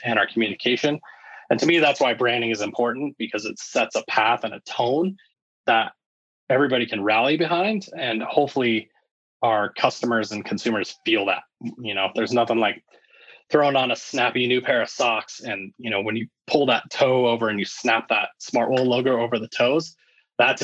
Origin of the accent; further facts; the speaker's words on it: Littleton, Colorado, United States; I actually grew up in Littleton, Colorado